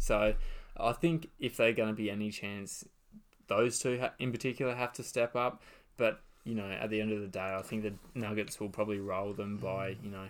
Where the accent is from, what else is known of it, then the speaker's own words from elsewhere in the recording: Australia; I guess as an Australian fan